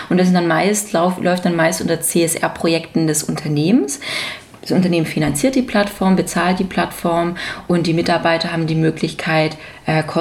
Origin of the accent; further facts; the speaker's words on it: Mundelsheim, Baden-Württemberg, Germany; Ich komme aus der Nähe von Stuttgart, genauer gesagt aus einem wirklich schönen Weindorf äh, in also Mundelsheim.